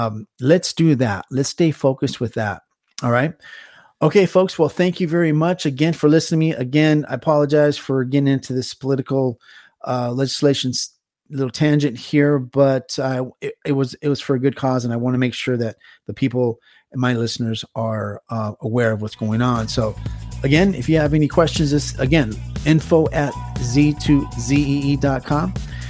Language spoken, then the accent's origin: English; California, United States; moved away; Again, I love my state, love it very much, born and raised in California.